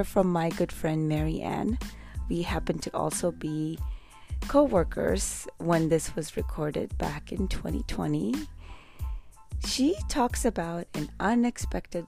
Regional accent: India; now in United States; I'm from India.

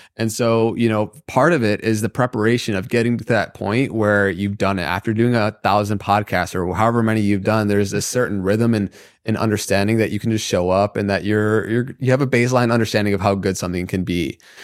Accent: Michigan, United States; growing up in the Midwest in Michigan

